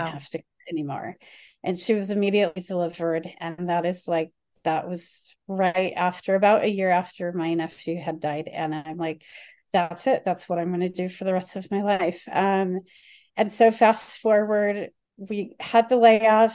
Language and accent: English; Chicago, Illinois, United States; I grew up in the Chicago area